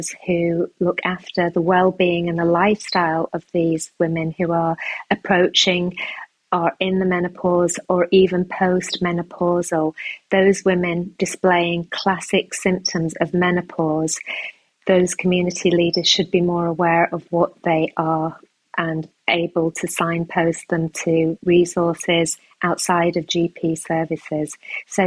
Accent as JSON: {"language": "English", "country": "United Kingdom", "said": "I'm a British Pakistani woman"}